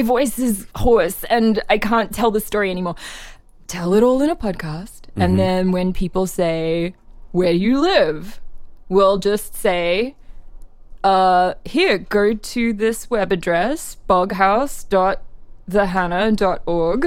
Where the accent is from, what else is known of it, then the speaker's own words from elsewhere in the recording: Australia; now in United States; I'm Australian originally. Now I'm a dual citizen.